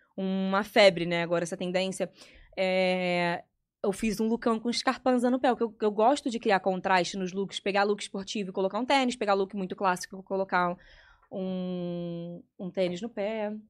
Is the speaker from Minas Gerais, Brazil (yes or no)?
no; Petrópolis, Rio de Janeiro, Brazil; moved away; na minha cidade, em Petrópolis, a gente ia pra praça